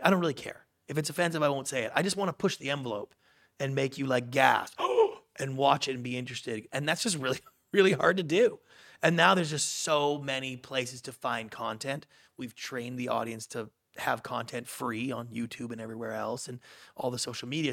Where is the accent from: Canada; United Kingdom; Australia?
Canada; moved away; I grew up in Canada